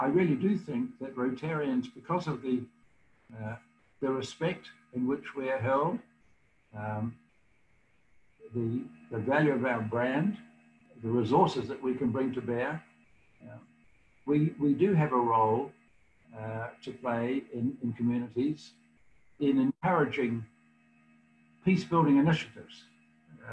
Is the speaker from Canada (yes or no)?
no; New Zealand; moved away as an adult; now in United States; When I grew up in New Zealand